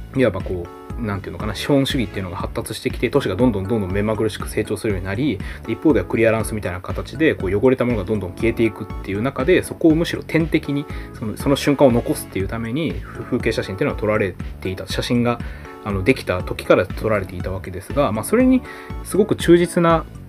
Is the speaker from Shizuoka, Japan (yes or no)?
no; Hirakata, Osaka, Japan; also born or lived in Kyoto; 僕の地元は僕も地元大阪